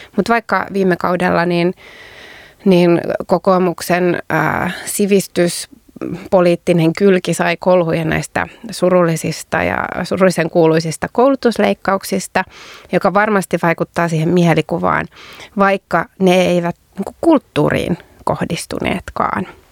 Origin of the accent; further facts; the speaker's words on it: Turku, Southwest Finland, Finland; kotikaupungissani Turussa